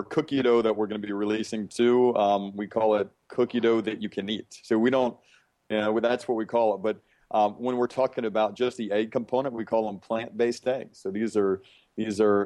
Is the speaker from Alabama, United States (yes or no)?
yes; Birmingham, Alabama, United States; I was raised in Birmingham, Alabama